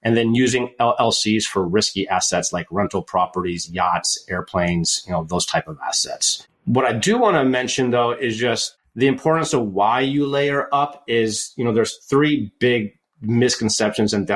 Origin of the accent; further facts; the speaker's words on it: United States; also born or lived in Michigan; now in Oregon, United States; I grew up in Lake Tahoe, tons of snow there